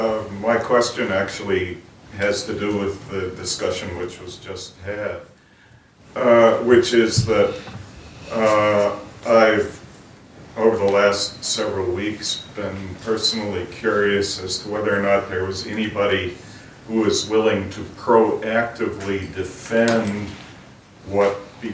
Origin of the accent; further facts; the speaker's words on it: United States; now in Ireland; as an American who lives in Ireland and has dual citizenship